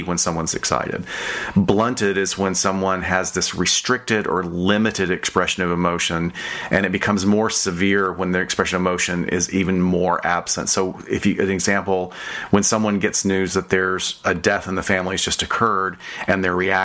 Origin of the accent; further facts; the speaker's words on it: the South, Southern United States, United States; I'm from the South